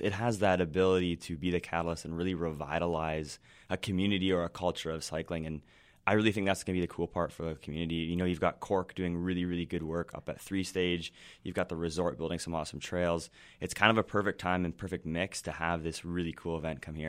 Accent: Ontario, Canada; moved away; also born or lived in western Canada; I grew up in Ontario

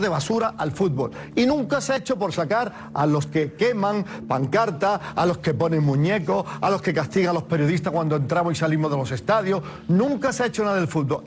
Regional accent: Spain; a mí como español que soy

